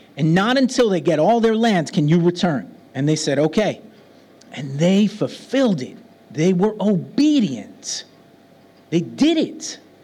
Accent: New York City, New York, United States; now in Birmingham; I come from New York City. Now I live in Birmingham

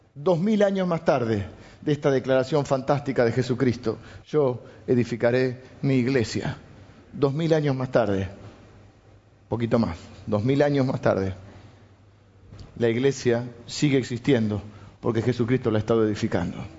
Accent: Argentina; also born or lived in Morón, Buenos Aires

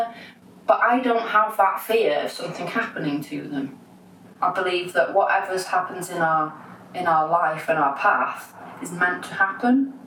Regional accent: Wales, United Kingdom; also born or lived in Manchester; I moved to Wales from Manchester, and I don't know why, because I was just a tiny little child

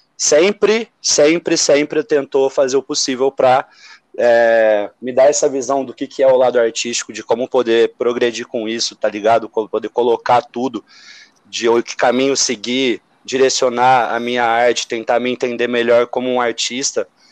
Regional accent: São José do Rio Preto, São Paulo, Brazil; moved away; eu venho de São José do Rio Preto

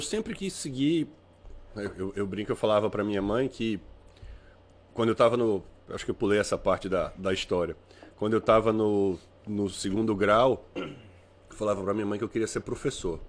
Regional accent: Paraíba, Brazil; moved away; also born or lived in Fortaleza, Ceará / São Paulo; Eu sou cearense de história, né? De, de nascimento. Mas eu me considero mais paraibano, porque minha família toda é de João Pessoa. Eu só fui morar um tempo em Fortaleza e nasci lá, obviamente

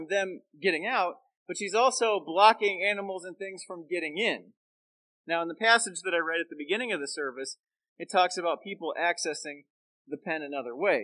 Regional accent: Central Florida, United States; moved away as an adult; now in Chicagoland, United States; growing up in the South and Southwest and Central Florida

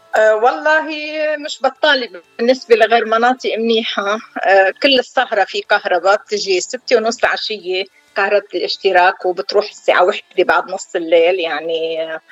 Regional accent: Deir Mimas, South Governorate, Lebanon; moved away as an adult; now in San Diego, United States; انا من دير ميماس قضاء مرجعيون بجنوب لبنان صار لي 28 سنه بسان دييغو كاليفورنيا

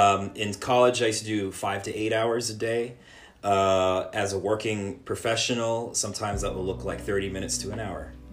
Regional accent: Los Angeles, California, United States; also born or lived in United Kingdom / Southern Orange County; I was born in Los Angeles, raised in a couple of different places, Los Angeles, the UK, and Southern Orange County

